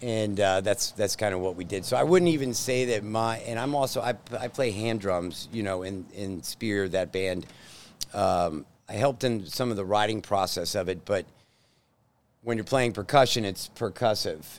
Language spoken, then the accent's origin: English; Plano, Texas, United States; born in Plano, so native Texan